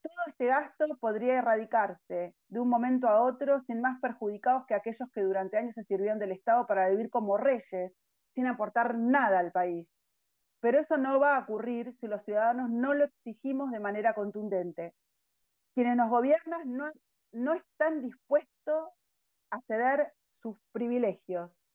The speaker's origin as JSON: {"language": "Spanish", "country": "Argentina", "said": "somos todos argentinos"}